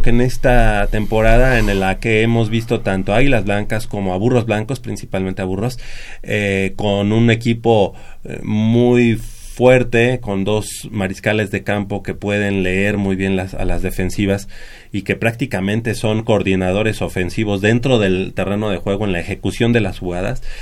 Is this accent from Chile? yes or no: no; Mexico; somos eh, amigos, somos hermanos mexicanos